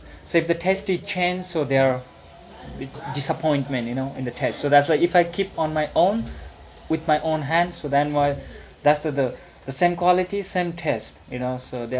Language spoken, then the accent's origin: English; Pokhara, Gandaki Province, Nepal; this is my hometown.